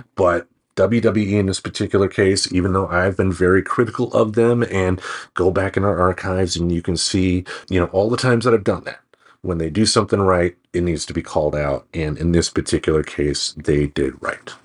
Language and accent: English; Michigan, United States; also born or lived in Maine; now in Portland, United States; I come from Michigan myself